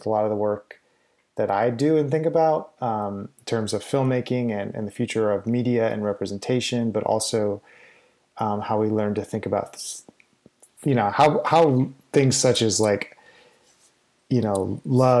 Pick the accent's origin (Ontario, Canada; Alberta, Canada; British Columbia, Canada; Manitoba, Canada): Manitoba, Canada; Winnipeg; born or raised there; moved away